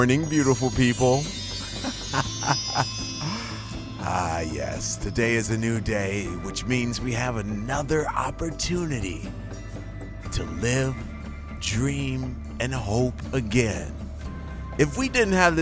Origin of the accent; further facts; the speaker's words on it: Shreveport, Louisiana, United States; I'm from Shreveport